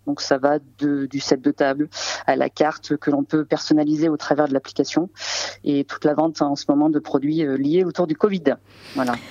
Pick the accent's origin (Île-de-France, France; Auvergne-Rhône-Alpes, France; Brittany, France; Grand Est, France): Auvergne-Rhône-Alpes, France; Saint-Péray; je suis née à côté de Valence, donc j'aime beaucoup aussi le Saint-Péret, qui est mon village natal